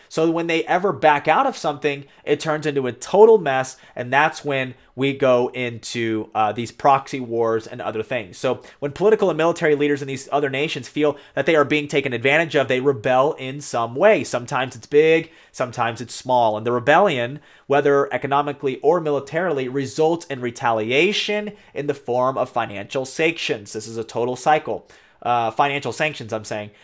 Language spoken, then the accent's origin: English; United States; as an American